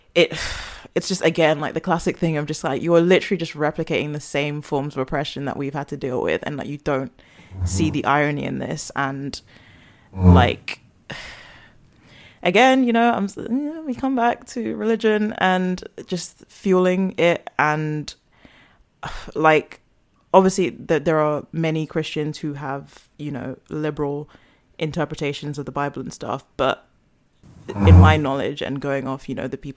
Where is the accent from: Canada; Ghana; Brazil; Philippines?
Ghana; as a Ghanaian, like I love the culture